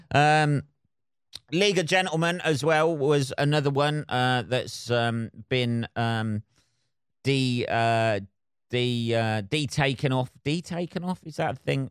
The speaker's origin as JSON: {"language": "English", "country": "United Kingdom", "said": "I'm British"}